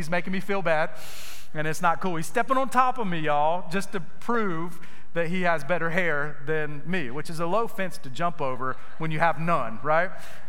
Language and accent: English; Gainesville, Florida, United States; I was from Gainesville, Florida. So when they announced me, when I came out to the mound to pitch, they would say, pitching is … from Gainesville, Florida. It sounds so silly. I was so embarrassed of where I was from. This little small town, nowhere town